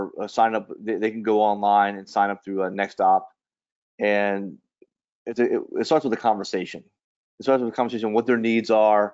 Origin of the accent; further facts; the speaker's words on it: New Orleans, Louisiana, United States; moved away as an adult; I grew up in New Orleans and joined the service in 1991